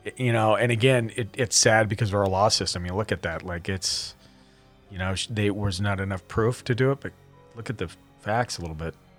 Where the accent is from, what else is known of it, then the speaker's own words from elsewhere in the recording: Montana, United States; I'm from Montana